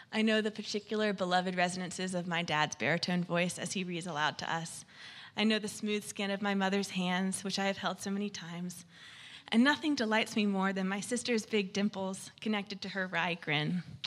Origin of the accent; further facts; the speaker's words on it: Florida, United States; moved away; to get to Florida to be with my family in my hometown